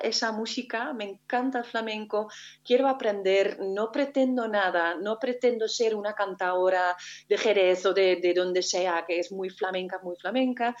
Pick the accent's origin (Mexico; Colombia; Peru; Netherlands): Netherlands; North Brabant; Spanish is a second language; moved away as an adult; also born or lived in Spain; al pueblo donde yo nací, a, mi tierra, ¿no? que es Brabant en este caso, en el sur de Holanda